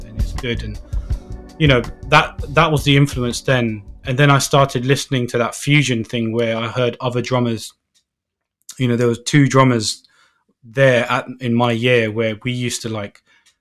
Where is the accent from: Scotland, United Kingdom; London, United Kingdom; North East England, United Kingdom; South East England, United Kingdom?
London, United Kingdom; Northolt; I'm from Northolt, which was, like, kind of, like, not really – it's not, like, posh